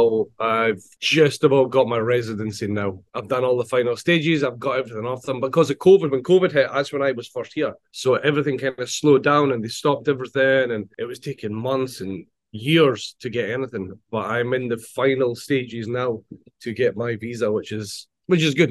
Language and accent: English; Scotland, United Kingdom; moved away as an adult; also born or lived in Mexico; now in Edinburg, Texas, United States; I'm from Scotland